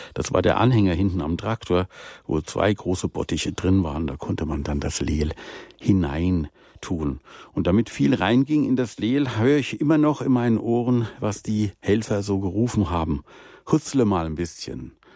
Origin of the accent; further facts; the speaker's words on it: Rhineland, Germany; moved away; meine Jugend im Rheinland